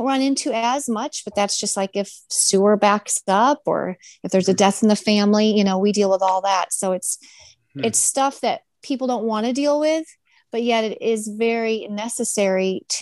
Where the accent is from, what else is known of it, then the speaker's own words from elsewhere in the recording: Michigan, United States; moved away; I'm originally from Michigan